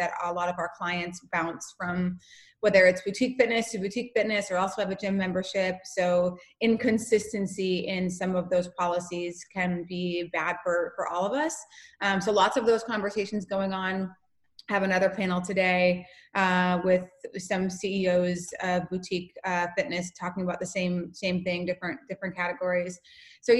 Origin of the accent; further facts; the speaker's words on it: North Dakota, United States; moved away; I'm from North Dakota